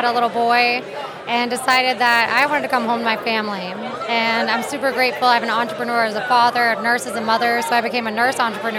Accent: Tallahassee, Florida, United States; also born or lived in California / Nashville, Tennessee; I grew up in Tallahassee, actually. I went away to University of Florida and then Vanderbilt, went to California for a little while, had a little boy, and decided that I wanted to come home to my family.

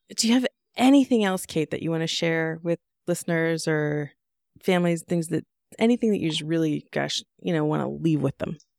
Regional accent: United States; I grew up in Washington

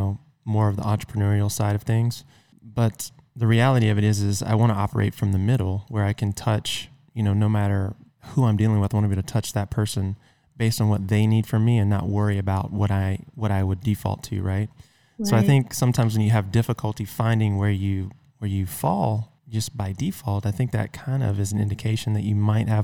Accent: the South, United States; I'm from the South

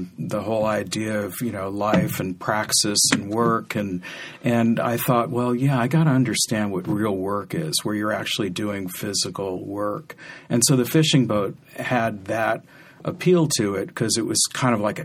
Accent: San Rafael, California, United States; I wasn't born here, but I grew up in San Rafael

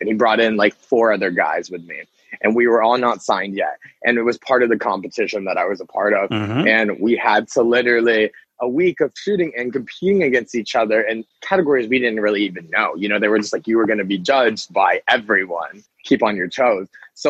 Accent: Pensacola, Florida, United States; moved away as an adult; now in Los Angeles, United States; I was born and raised in Pensacola, and I went to college straight out of high school out in South Carolina, and ended up moving back to Florida

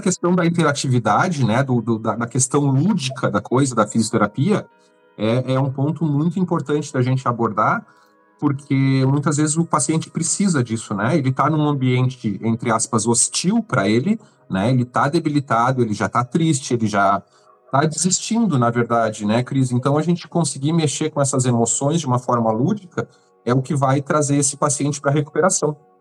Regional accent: São Lourenço do Sul, Rio Grande do Sul, Brazil; moved away as an adult; now in Florianópolis, Brazil; cresci em São Lourenço, toda a minha adolescência e agora há cinco anos em Floripa.

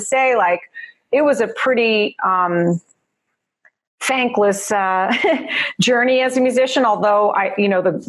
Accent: New Jersey, United States; accent: Jersey; also born or lived in New York City; now in Los Angeles, United States; I was born in New York City. I grew up in Jersey. You hear the Jersey girl in me

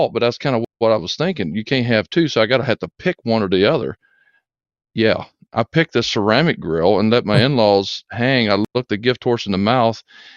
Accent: Augusta, Georgia, United States; I grew up in Augusta, Georgia

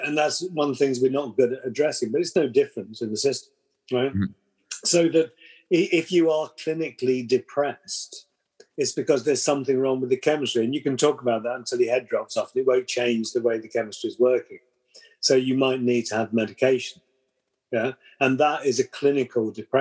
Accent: United Kingdom; we're British

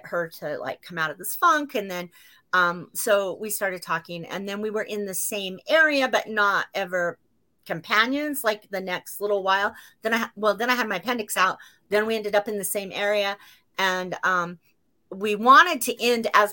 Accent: Utah, United States; moved away; I'm from Utah and I go to the U.

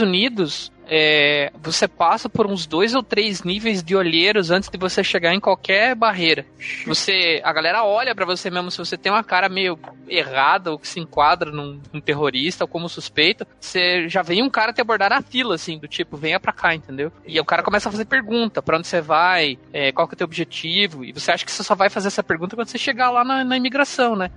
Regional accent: Paraná, Brazil; somos do Sul

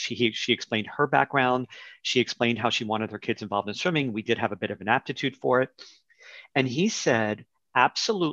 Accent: New York City, New York, United States; growing up in New York City

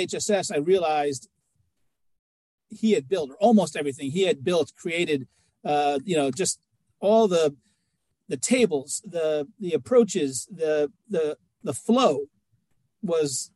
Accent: New York City, New York, United States; I was born in New York City. They attacked my city.

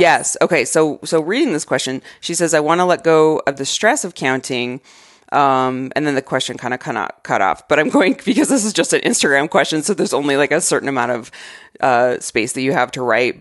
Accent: Arizona, United States; moved away; I grew up in Arizona

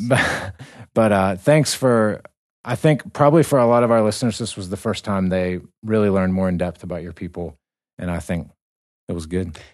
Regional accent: United States; we come from America

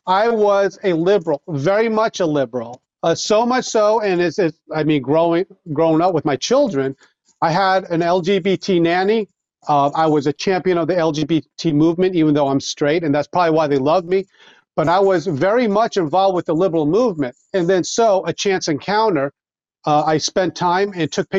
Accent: Long Island, New York, United States; moved away; I grew up on Long Island

